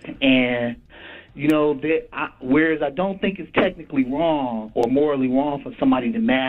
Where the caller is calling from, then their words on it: Cleveland, Ohio, United States; I'm calling you from Cleveland.